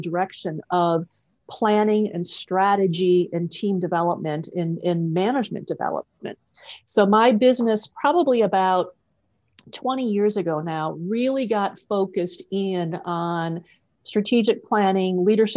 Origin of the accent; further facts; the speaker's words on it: Wisconsin, United States; I'm actually a Midwest girl. I grew up in Wisconsin, a small farming town in Wisconsin.